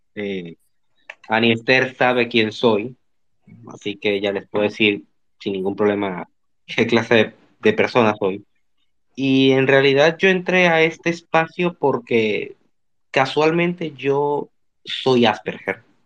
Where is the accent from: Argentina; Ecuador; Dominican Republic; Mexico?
Dominican Republic; Sí, soy dominicano.